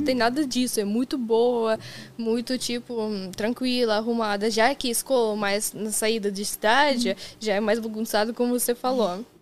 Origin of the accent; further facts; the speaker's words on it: Kazan, Tatarstan, Russia; Portuguese is a second language; moved away as an adult; now in Brazil; eu sou de Kazan, de cidade grande e tudo mais